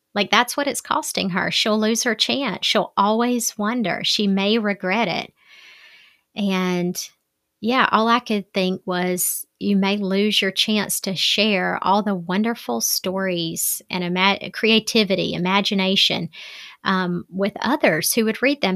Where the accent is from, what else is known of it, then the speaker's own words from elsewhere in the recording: Southern, United States; accent: Southern; my Southern accent